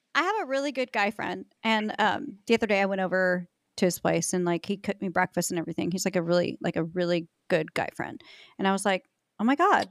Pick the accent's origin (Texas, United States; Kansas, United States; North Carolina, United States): Kansas, United States; now in Dallas-Fort Worth, United States; I'm from Kansas, so I like I love Midwesterners.